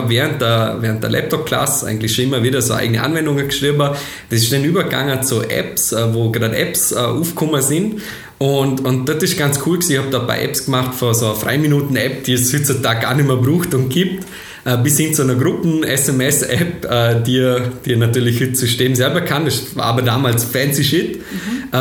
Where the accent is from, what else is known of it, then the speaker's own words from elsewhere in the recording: Schwarzach, Vorarlberg, Austria; Äh, ich komme aus Bildster bzw.